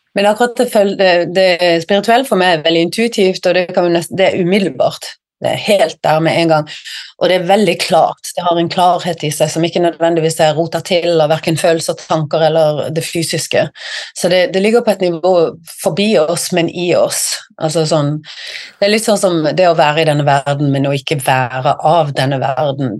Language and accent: Norwegian; Sørlandet, Southern Norway, Norway; moved away as an adult; now in Bergen, Norway; i hjertet mitt så er jeg jo sørlending